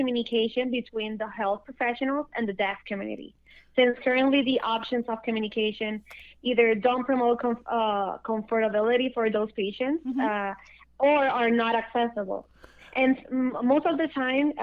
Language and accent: English; Puerto Rico; I'm from Puerto Rico